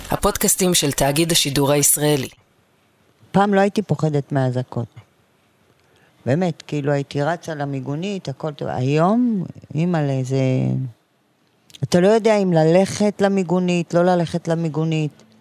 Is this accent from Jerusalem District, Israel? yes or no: no; Ofakim, Southern District, Israel; born there; נולדתי באופקים, כל המשפחה שלי גרה באופקים.